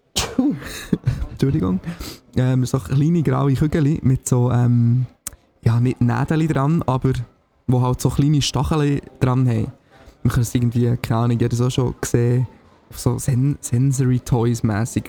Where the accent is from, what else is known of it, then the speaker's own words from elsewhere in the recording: Signau, Bern, Switzerland; Signal in meinem Heimatdorf